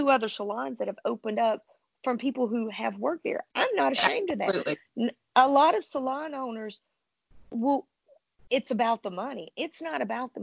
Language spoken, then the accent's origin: English; the South, United States; I was raised in the South